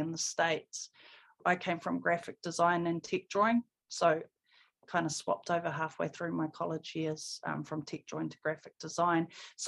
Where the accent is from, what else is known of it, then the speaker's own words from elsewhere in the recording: Porirua, Wellington, New Zealand; I was born and raised in Porirua in Cannons Creek